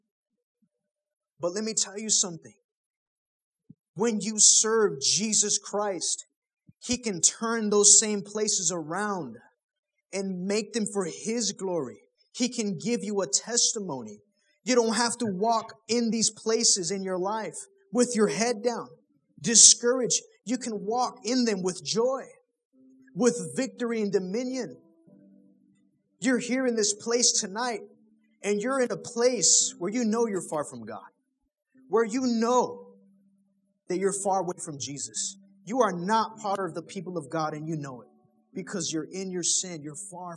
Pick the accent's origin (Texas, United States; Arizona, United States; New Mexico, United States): Texas, United States; Killeen; moved away; I'm from Killeen